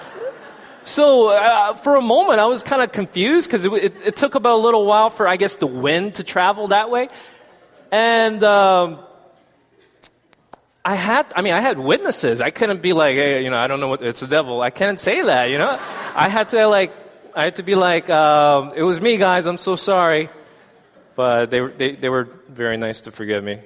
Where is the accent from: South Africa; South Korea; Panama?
South Korea; now in United States; I'm South Korean. But I am American citizen